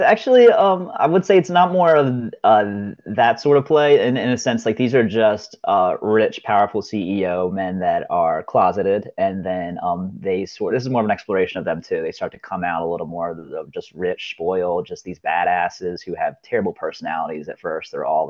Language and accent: English; Ocean City, Maryland, United States; now in Rehoboth Beach, United States; I grew up in Ocean City. And then, of course, as I got older, I realized there's a town right next to it called Rehoboth Beach with a lot more of a gay scene. And now I'm in Rehoboth.